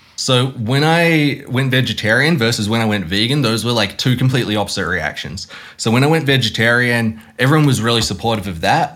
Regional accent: Hamilton, Waikato, New Zealand; I grew up in Hamilton, which is like dairy farming capital of New Zealand

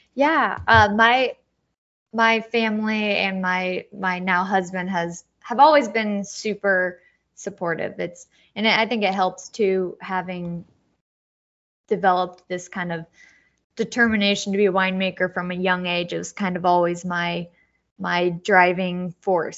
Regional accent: Dayton, Ohio, United States; moved away; I grew up in Dayton, Ohio, born and raised

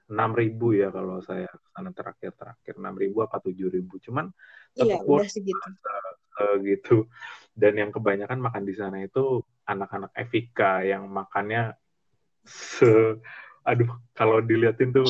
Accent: Jakarta, Indonesia; besar di Jakarta banyak nemu teman-teman dari macam-macam daerah juga agak nyablak gitu, agak frontal gitu.

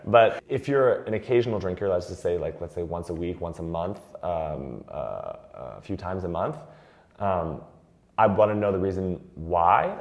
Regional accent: United States; moved away as an adult; now in France; as an American I've always accepted because we grew up with light beers around all the time

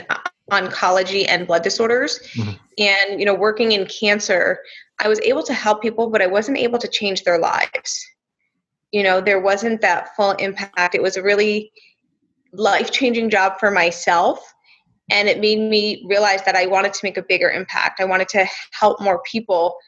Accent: New Jersey, United States; I'm from New Jersey

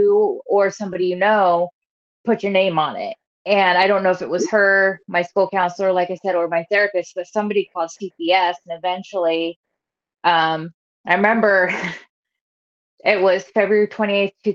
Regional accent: Nebraska, United States; also born or lived in northern Indiana; now in Indiana, United States; I'm originally from Nebraska, moved into the northern Indiana area back in 05.

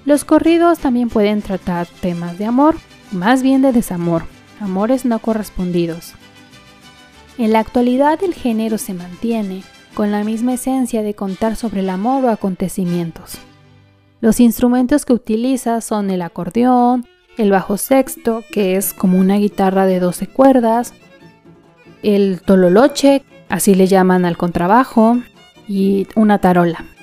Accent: Mexico

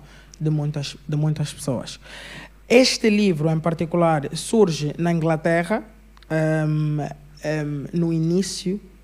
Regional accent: Angola

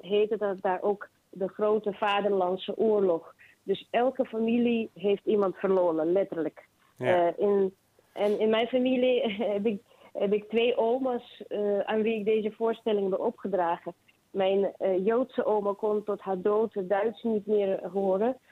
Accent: Kharkiv, Kharkiv Oblast, Ukraine; moved away as an adult; now in Netherlands; Ik ben geboren in Kharkiv, dat is Oost-Oekraïne

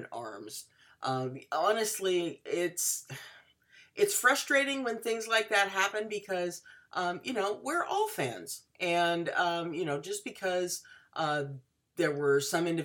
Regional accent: Washington, United States; my home state

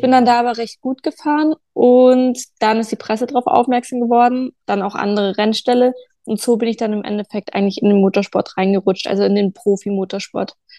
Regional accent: Munich, Bavaria, Germany; Also ich komme aus München

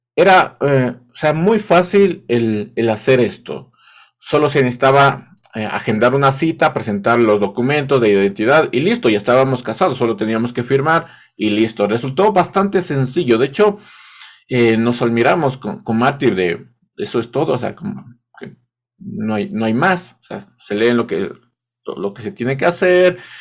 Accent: Ecuador; parece que solo en, Ecuador se, se, dice esto del casado casa quiere

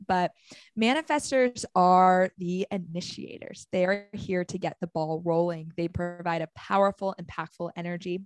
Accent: Arizona, United States; moved away; I'm from Arizona

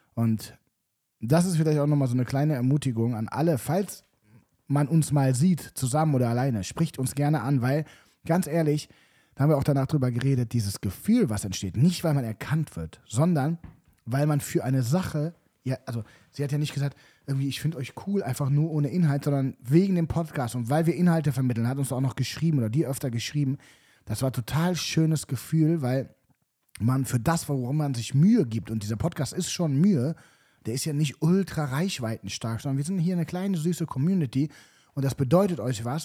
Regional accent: Cologne, North Rhine-Westphalia, Germany; ich zum Beispiel bin noch nie umgezogen, also außerhalb Kölns.

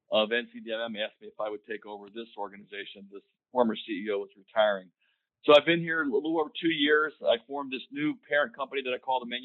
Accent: Hagerstown, Maryland, United States; I was uh, able to uh, secure a position at Fairchild Republic Company in my hometown of Hagerstown, Maryland.

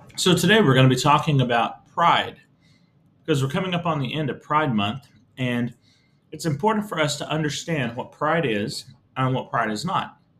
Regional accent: Texas, United States; As a Texan, I have pride in my Texas history. The fact that we as Texans have a long history

